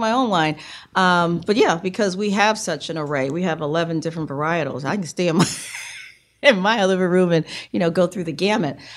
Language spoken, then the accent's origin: English; New York City, New York, United States; also born or lived in South Carolina / Raleigh, North Carolina / Hong Kong; now in Richmond, United States; raised in New York from the age of three. So I know New York City is, is my is my hometown.